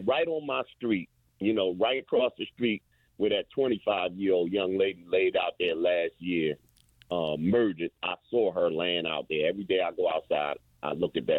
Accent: Baltimore, Maryland, United States; I grew up in Goldman's, where McCabe, where Larry lived at, was up under me

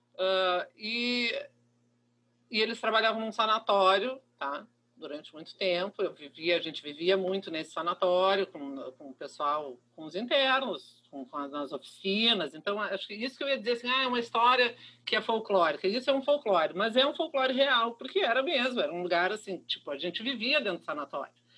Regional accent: Pelotas, Rio Grande do Sul, Brazil; moved away; also born or lived in Porto Alegre; sou de Pelotas, uma cidade do interior, super conservadora

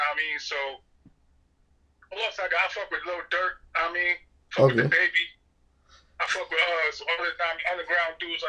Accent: Norwalk, Connecticut, United States; also born or lived in South; I've been up here since a young boy. But, you know, I'll be back and forth, but my roots is up here. That's the East Coast.

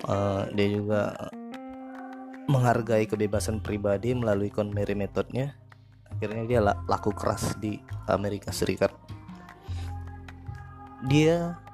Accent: South Jakarta, Jakarta, Indonesia; soalnya aku anak Jaksel aku itu tinggal di Jakarta Selatan

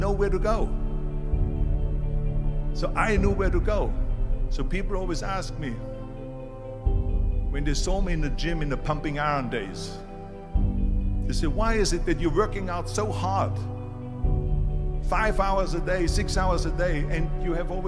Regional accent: Austria; born or raised there; moved away

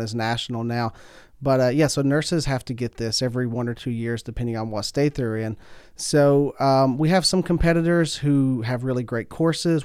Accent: Pike County, Kentucky, United States; I'm from Pike County. It's about three hours east of here. You can tell by the accent

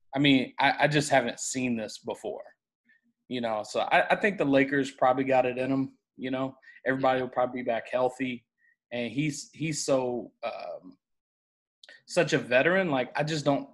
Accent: Memphis, Tennessee, United States; growing up in Memphis

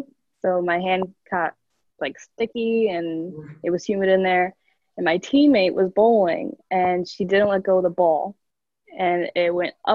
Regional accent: Rockland County, New York, United States; I'm from Rockland County, New York

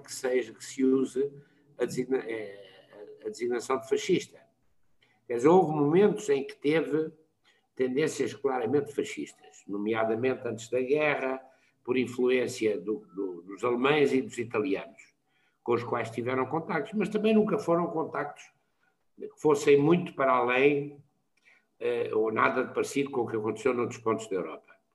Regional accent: Portugal; como somos nós portugueses

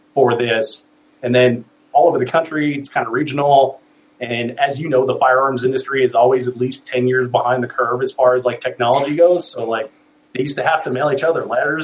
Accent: Colorado, United States; now I'm back in Colorado, which is my home state

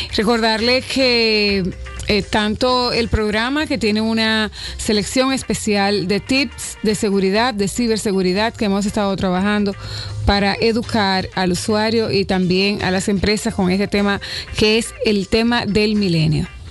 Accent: Dominican Republic

